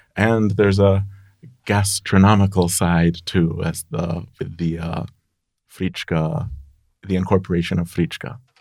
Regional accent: United States; now in Veszprém, Hungary; as an American living in Europe

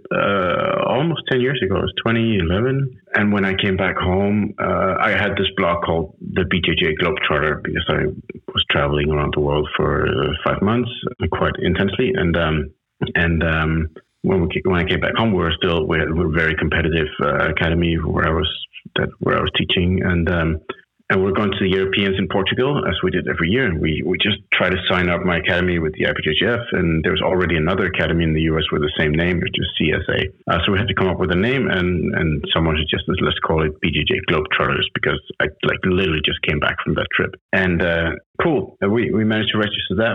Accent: Copenhagen, Capital Region of Denmark, Denmark; English is a second language; moved away as an adult; now in Saint Barthélemy; I'm originally from Copenhagen, Denmark

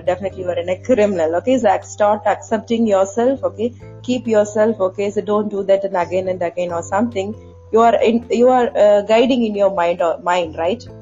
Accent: Tamil Nadu, India; Both are Tamil Nadu, South part

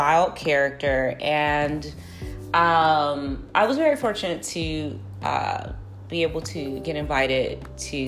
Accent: Chicago, Illinois, United States; We're both Chicagoans

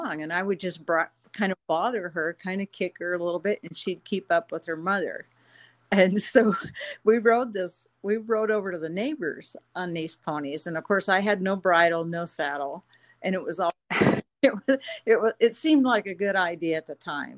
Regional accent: Slippery Rock, Pennsylvania, United States; I grew up in Western Pennsylvania, a little town

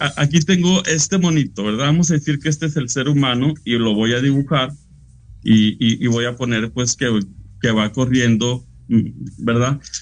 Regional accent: Monclova, Coahuila, Mexico; also born or lived in Frontera, Coahuila; Yo soy de Frontera y de Monclova, Coahuila.

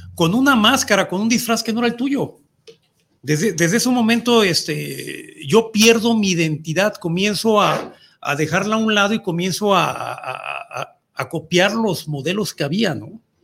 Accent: Mexico; nuestra cultura como mexicanos

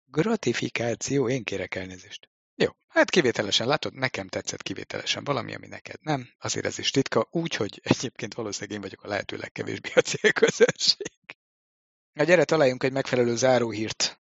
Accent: Hungary

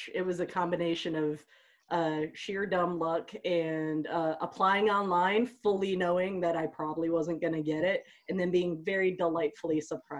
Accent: Ohio, United States; we're two kids from Ohio and wow, did we want out.

